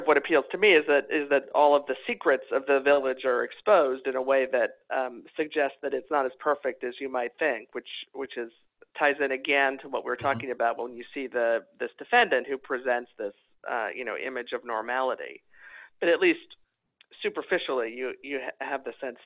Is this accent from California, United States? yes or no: yes; Los Angeles, California, United States; moved away; I'm from Los Angeles originally